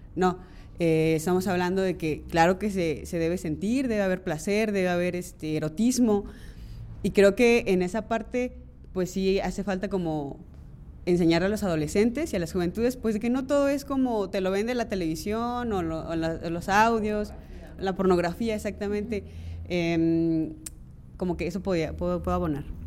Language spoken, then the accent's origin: Spanish; Mixteca, Mexico; soy de la Mixteca